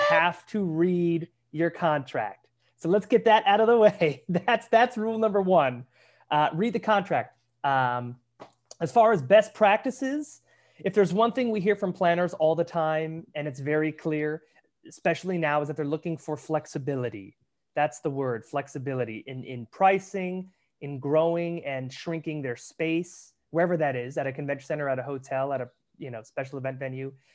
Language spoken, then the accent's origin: English; Pasadena, California, United States; come back to Pasadena, which is where I grew up